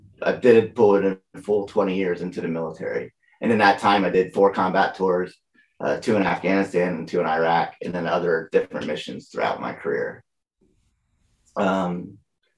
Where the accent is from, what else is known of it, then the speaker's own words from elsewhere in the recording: Lehigh Valley, Pennsylvania, United States; I grew up in Lehigh Valley, Pennsylvania